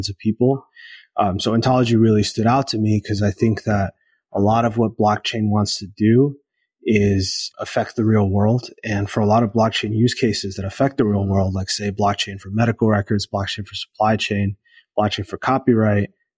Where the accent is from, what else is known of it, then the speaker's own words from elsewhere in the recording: United States; I'm Latin American and I grew up in the US